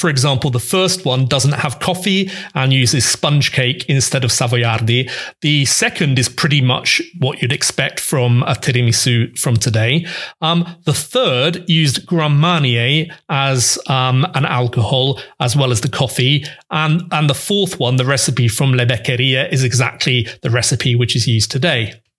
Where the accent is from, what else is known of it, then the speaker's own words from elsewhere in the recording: Veneto, Italy; moved away; also born or lived in France; I was born in the Veneto